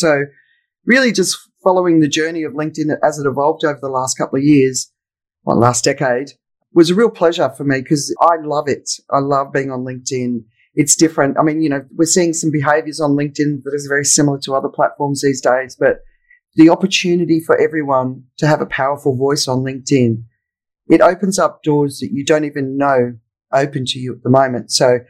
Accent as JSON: {"language": "English", "country": "Australia", "moved": "as an adult", "lives_now": "Phuket, Thailand", "said": "So I'm Australian. I'm living in Phuket in Thailand. And I left Australia in 1995."}